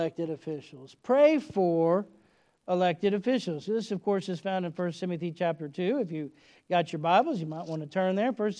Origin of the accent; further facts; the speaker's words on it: United States; we're citizens of America